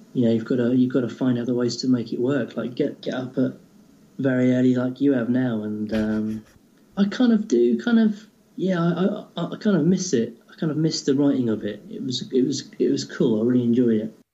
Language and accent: English; England, United Kingdom; being typically English